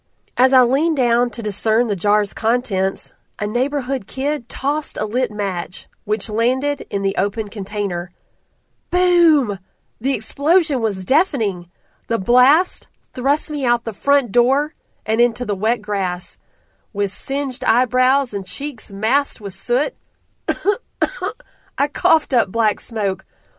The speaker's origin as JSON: {"language": "English", "region": "Alabama", "country": "United States", "tie": "born or raised there", "said": "I grew up in the South, in the backwoods, off the banks of the Alabama River, chasing lightning bugs, fishing for catfish, and riding bikes till dusk."}